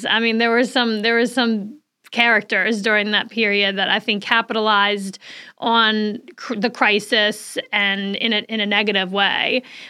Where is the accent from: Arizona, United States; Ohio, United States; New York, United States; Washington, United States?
New York, United States; Saratoga Springs; We're like, we're from, you know, upstate New York. Oh, where exactly? Well, right outside of Albany, Saratoga Springs.